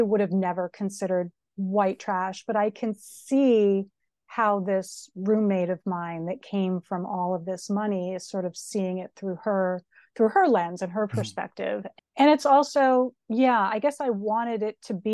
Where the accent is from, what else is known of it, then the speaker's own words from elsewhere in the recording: Springfield, Massachusetts, United States; I grew up in Springfield, Massachusetts